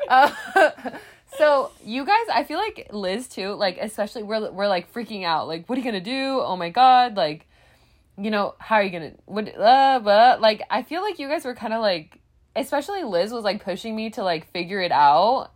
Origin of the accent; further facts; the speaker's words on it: United States; I was raised in America